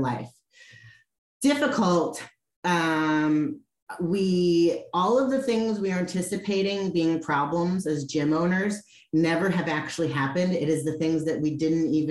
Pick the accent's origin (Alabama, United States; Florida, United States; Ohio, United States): Ohio, United States; Cleveland; now in California, United States; I'm actually from the Midwest, I'm from Cleveland